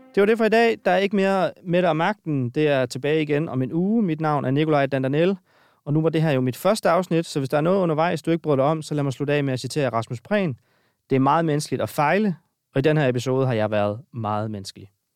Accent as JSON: {"language": "Danish", "country": "Denmark", "said": "de mørke steder i Jylland, hvor jeg kommer fra"}